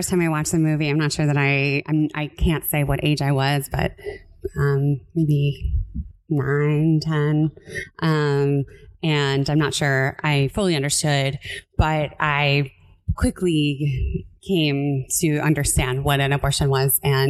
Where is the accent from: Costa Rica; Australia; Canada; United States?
United States; Central Florida; my high school in growing up in Central Florida was a public high school